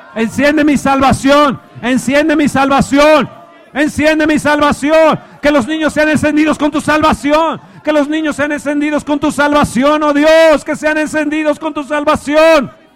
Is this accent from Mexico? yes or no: yes; Mexico; soy mexicano